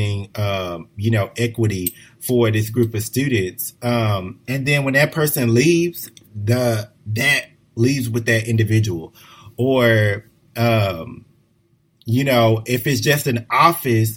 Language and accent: English; Houston, Texas, United States; moved away as an adult; I'm from a large city. You know, I'm originally from Houston, very diverse